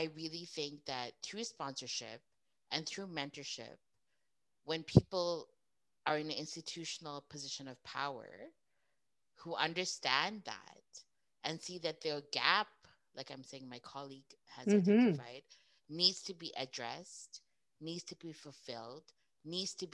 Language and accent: English; Edmonton, Alberta, Canada; I was born and raised in Edmonton.